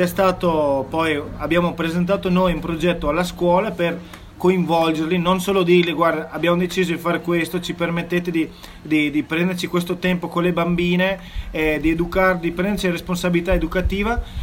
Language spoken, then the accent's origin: Italian; South Africa; moved away; trascorso la mia infanzia in Sudafrica